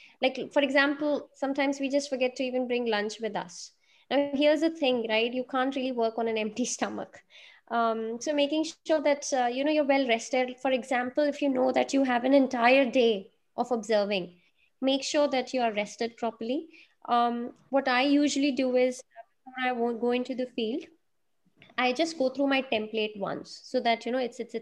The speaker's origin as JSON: {"language": "English", "region": "Delhi", "country": "India", "said": "I come from Delhi"}